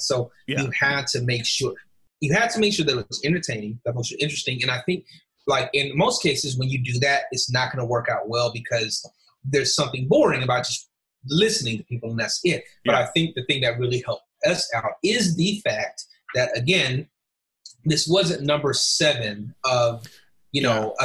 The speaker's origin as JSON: {"language": "English", "region": "Alabama", "country": "United States", "tie": "born or raised there", "said": "we're both from Alabama"}